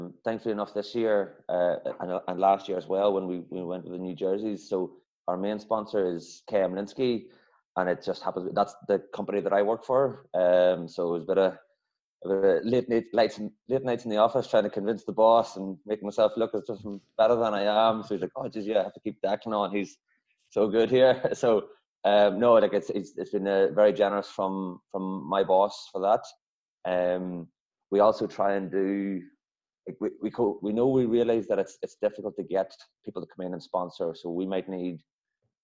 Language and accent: English; Kilcoo, Northern Ireland, United Kingdom; also born or lived in Australia; now in Dublin, Ireland; I'm not from Dublin originally. I'm from up in the north, so a small club, Kilcoo.